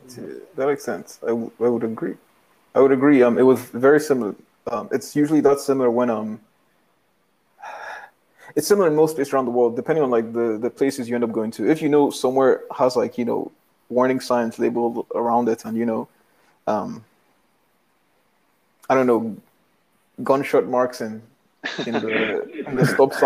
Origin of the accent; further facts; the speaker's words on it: Nigeria; moved away; also born or lived in Grenada; They were like, "Where are you from?" I'm like, "Nigeria."